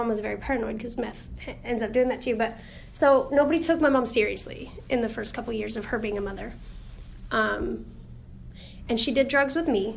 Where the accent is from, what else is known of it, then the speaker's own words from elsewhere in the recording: Hughson, California, United States; also born or lived in Loma Linda, California; I am from Houston, California.